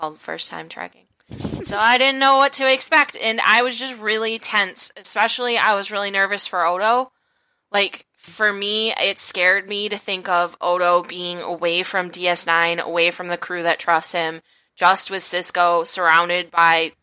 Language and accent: English; United States